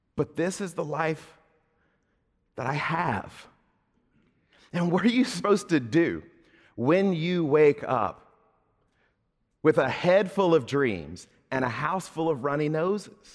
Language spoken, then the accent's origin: English; Southern Mississippi, United States; moved away; when I was a kid growing up in Southern Mississippi